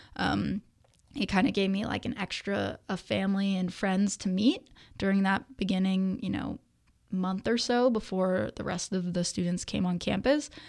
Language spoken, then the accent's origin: English; Danville, California, United States; I grew up in Danville of the East Bay. Um, was there my entire childhood up until high school